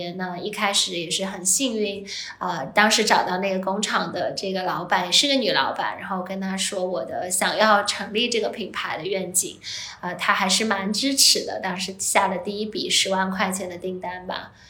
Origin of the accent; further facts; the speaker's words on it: Shanghai, China; moved away as an adult; also born or lived in Hong Kong / United States; 我是呃出生在上海